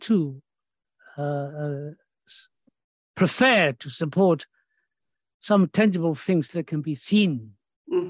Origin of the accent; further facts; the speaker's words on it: Australia; I'm Australian